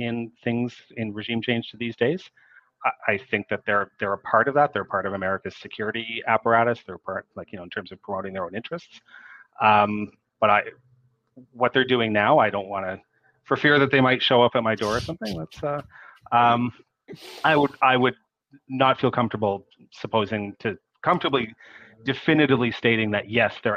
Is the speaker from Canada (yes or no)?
yes; Canada; I'm a Canadian